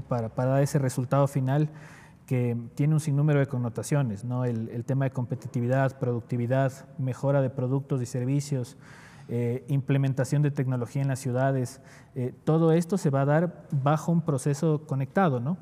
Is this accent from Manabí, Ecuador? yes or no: no; Quito, Pichincha, Ecuador; also born or lived in Ibarra, Imbabura; yo nací en Ibarra, en, la provincia de Imbabura. Eh, de hecho, solo pasé un par de semanas al nacer y luego fui a Quito porque mi madre ya estaba viviendo acá en, Quito, en un barrio popular llamado Cotocollao, donde yo crecí, de hecho.